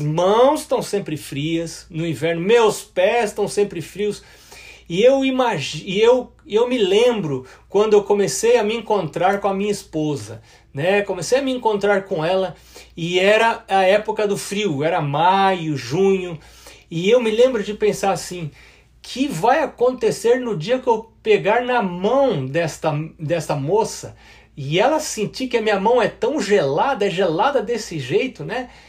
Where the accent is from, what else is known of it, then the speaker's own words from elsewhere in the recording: São Paulo, Brazil; moved away as an adult; now in United States; lá nessa cidade onde eu fui criado, que é em São Paulo